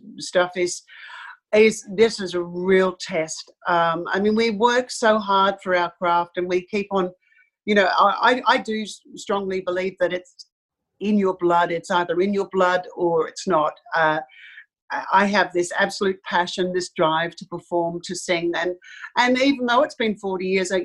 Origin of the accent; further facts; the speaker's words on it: Sydney, New South Wales, Australia; I was born in Sydney, and we had a holiday house down at a place called Sussex Inlet